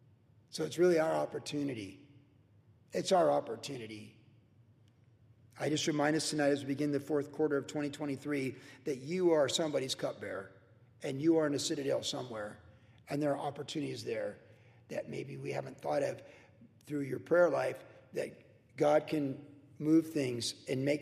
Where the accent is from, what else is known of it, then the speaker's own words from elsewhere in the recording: United States; We are a land of opportunity, and we're blessed